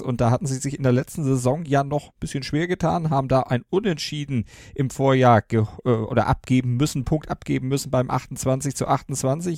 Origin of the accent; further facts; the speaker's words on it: Elmshorn, Schleswig-Holstein, Germany; Ich bin ähm, gebürtiger Emsauer, da muss man vielleicht dazu sagen, da schlägt mein äh, Geburtsherz